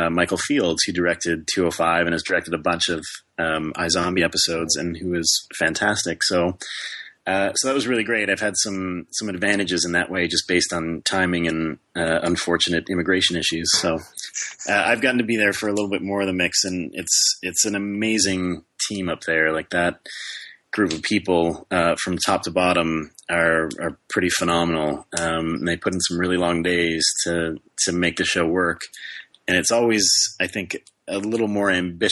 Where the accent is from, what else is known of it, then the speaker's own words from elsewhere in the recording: Canada; moved away as an adult; I am actually a Canadian citizen